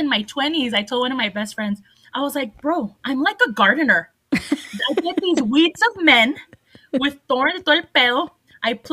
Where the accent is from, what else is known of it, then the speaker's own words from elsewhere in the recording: El Paso, Texas, United States; I grew up in Segundo Barrio